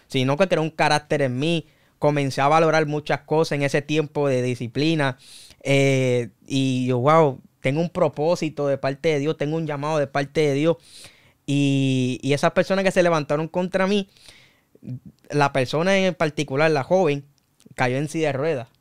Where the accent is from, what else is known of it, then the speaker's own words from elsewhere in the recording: Humacao, Puerto Rico; also born or lived in Loíza, Puerto Rico; now in Naguabo, Puerto Rico; Y a la edad de cuatro años fue que me mudé para Macao. Ahí fue donde crecí, ahí fue donde me formé